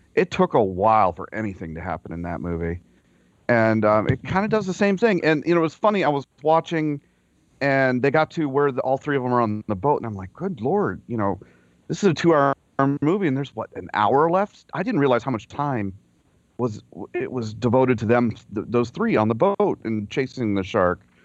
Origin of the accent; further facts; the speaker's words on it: Florida, United States; I grew up in Florida